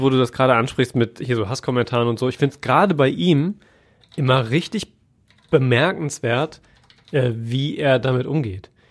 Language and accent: German; Siegerland, North Rhine-Westphalia, Germany; ich komme ja aus dem Siegerland